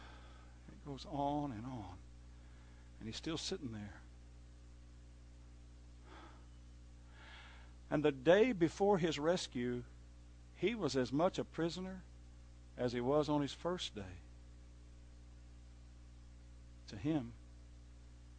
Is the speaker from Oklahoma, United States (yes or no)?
yes; Oklahoma, United States; moved away; I was raised in Redneck, Oklahoma.